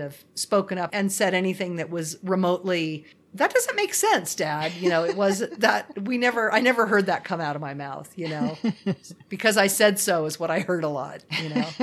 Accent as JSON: {"language": "English", "town": "Los Angeles", "region": "California", "country": "United States", "tie": "born or raised there", "said": "I grew up in the San Fernando Valley, which is like the Sahara Desert."}